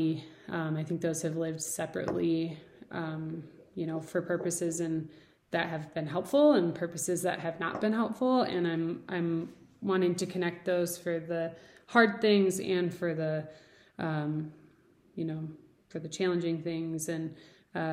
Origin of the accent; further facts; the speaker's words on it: near Detroit, Michigan, United States; now in Denver, United States; I grew up near Detroit, amazing cultured food